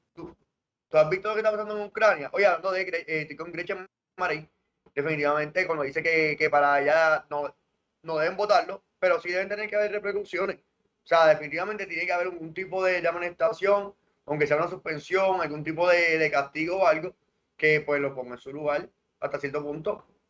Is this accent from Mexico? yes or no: no; Puerto Rico; somos territorio de Norteamérica